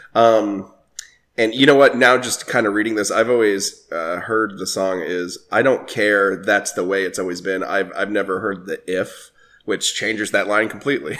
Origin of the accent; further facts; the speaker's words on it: Alabama, United States; I love Alabama very much. I love my hometown